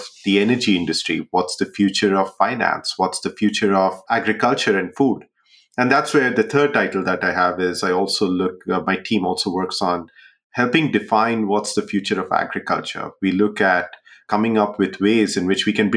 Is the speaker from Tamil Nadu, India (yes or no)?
no; Jamshedpur, Jharkhand, India; moved away; also born or lived in Bihar; I grew up in a city called Jamshedpur in India